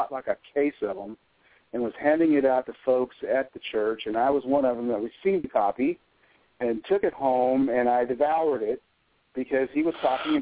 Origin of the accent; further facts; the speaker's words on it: Arkansas, United States; moved away as an adult; also born or lived in Missouri; When we moved to Arkansas from Missouri, we started to attend my mother's family's church